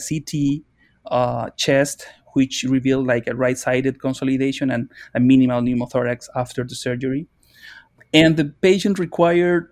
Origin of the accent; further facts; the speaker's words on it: Chile; moved away; I'm from Chile